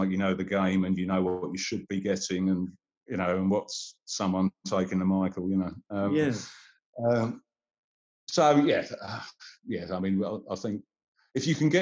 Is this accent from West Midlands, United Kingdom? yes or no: no; Suffolk, East of England, United Kingdom; also born or lived in Wenhaston; I went to school in Halesworth and Bungay